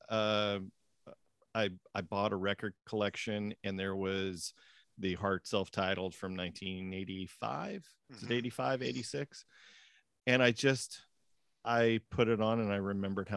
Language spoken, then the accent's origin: English; Tacoma, Washington, United States; I grew up in Tacoma, Washington